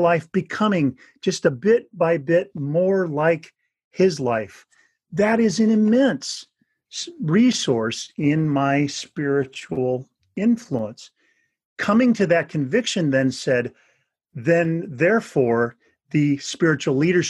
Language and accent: English; Northern California, United States; I grew up in Northern California